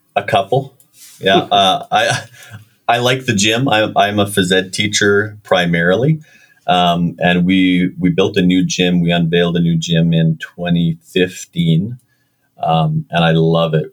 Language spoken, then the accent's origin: English; Winnipeg, Manitoba, Canada; I was born in Winnipeg